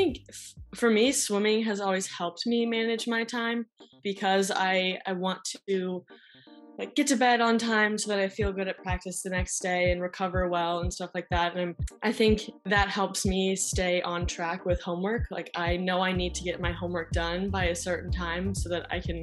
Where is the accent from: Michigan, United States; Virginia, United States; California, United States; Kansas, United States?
Virginia, United States; Richmond; I'm from Richmond, Virginia.